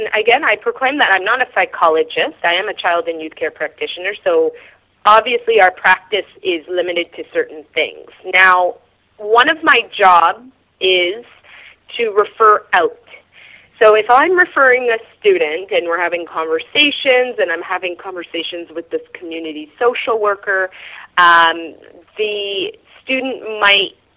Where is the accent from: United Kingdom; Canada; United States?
Canada; York Region, Ontario; moved away as an adult; also born or lived in Nunavik; Growing up in York Region